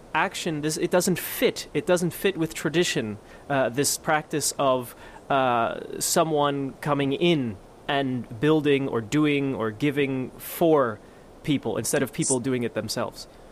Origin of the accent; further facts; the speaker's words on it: United States; also born or lived in Europe; as an American, but also a European